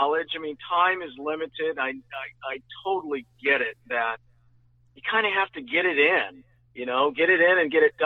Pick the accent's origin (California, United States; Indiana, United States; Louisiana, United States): California, United States; Northern; Growing up in Northern Cal